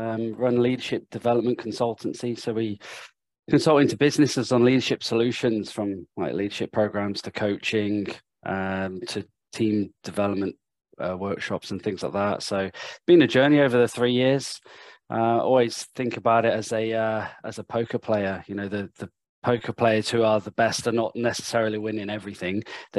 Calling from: Sydney, New South Wales, Australia; so I'm in Sydney, Australia. So it's early in the morning here

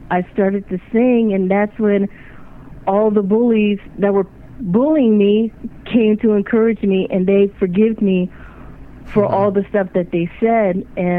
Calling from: Landover, Maryland, United States; I'm calling from Landover, Maryland.

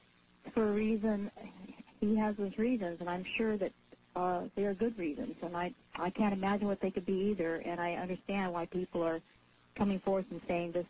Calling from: Anchorage, Alaska, United States; I'm from Anchorage.

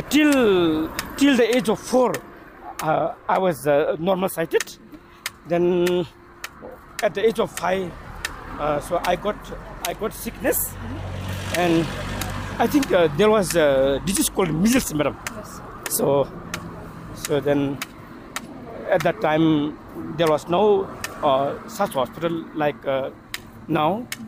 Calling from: Samtse, Bhutan; English is a second language; Uh, I'm coming from Samtse, madam.

